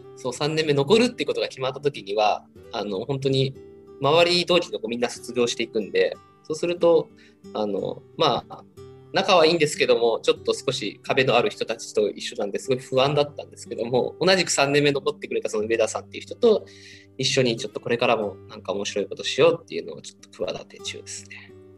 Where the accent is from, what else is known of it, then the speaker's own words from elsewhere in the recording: Unnan, Shimane, Japan; moved away as an adult; now in Tokyo, Japan; 僕地元に戻ったらあの雲南市は